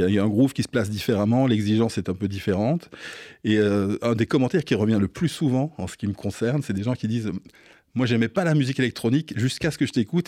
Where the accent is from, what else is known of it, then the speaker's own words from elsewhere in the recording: Belgium; moved away as an adult; now in Paris, France; j'ai fait tout, voilà, tous mes écolages là-bas, des sonos mobiles, des, soirées d'étudiantes, et puis de voilà, les, clubs se sont, arrivés après, de plus en plus grands. Et, euh, je, voilà, je suis resté jusqu'à l'âge de 26 ans en, Belgique